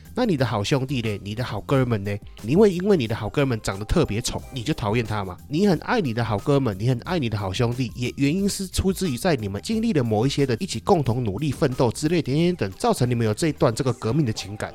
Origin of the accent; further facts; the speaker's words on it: Taiwan; 我们台湾人就好了